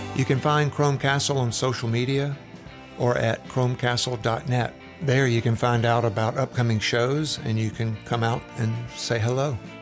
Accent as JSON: {"language": "English", "town": "Macon", "region": "Georgia", "country": "United States", "tie": "born or raised there", "also_born_or_lived": "Athens, Georgia", "moved": "as an adult", "lives_now": "Atlanta, United States", "said": "I grew up in Macon, Georgia"}